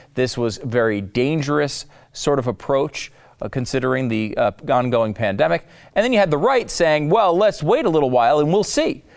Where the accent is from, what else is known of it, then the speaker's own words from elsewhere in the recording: Texas, United States; my home state